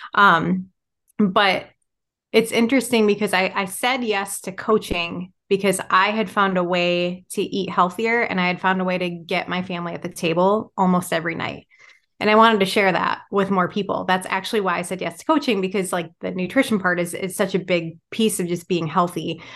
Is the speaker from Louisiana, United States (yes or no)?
no; Michigan, United States; now in Wisconsin, United States; I'm originally from Michigan.